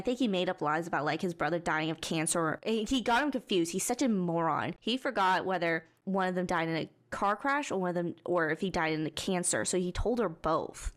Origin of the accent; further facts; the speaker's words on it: Texas, United States; Growing up in Texas, driving forty minutes to get somewhere is pretty, like, that's pretty normal.